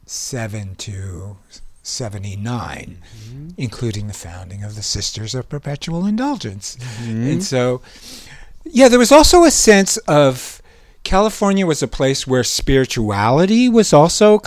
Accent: Montreal, Quebec, Canada; moved away as an adult; also born or lived in Toronto / Vancouver; now in San Francisco, United States; I grew up in Montreal. I lived there. I lived in Toronto for a while. I lived in Vancouver for 2 years

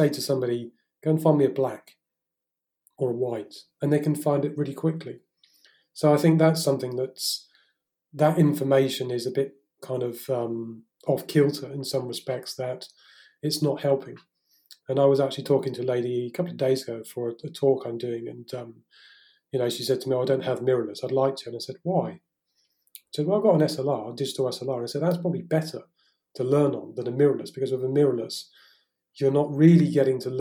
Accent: Salisbury, South West England, United Kingdom; moved away as an adult; now in France; I'm English. So, you know, at the moment, I'm currently sat in my father's house in southern England, back in Salisbury.

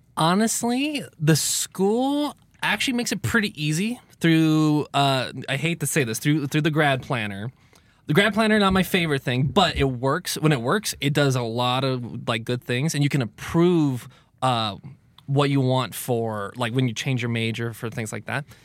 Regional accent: California, United States; moved away; growing up in California

